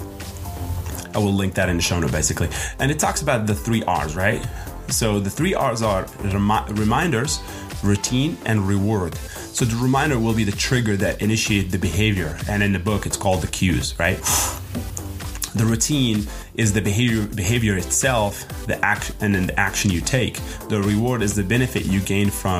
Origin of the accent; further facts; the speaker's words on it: Morocco; now in United States; I'm from Morocco.